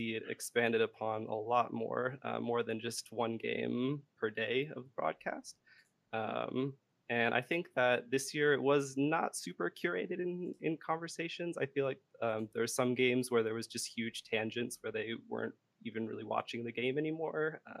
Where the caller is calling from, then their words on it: Santa Rosa, California, United States; I'm calling from Santa Rosa, California.